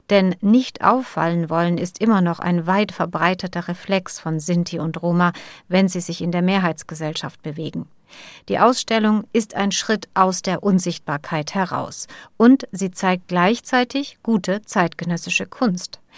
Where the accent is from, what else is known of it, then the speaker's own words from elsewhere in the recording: Ukraine; Als eine Ukrainerin, die den Krieg erlebt, als eine Romni, die immer wieder diskriminiert wird und an bestimmte Grenzen stößt.